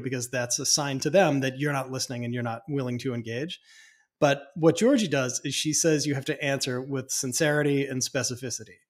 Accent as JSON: {"language": "English", "town": "Boston", "region": "Massachusetts", "country": "United States", "said": "I come from Boston. I come from mm-hmm. very chatty people"}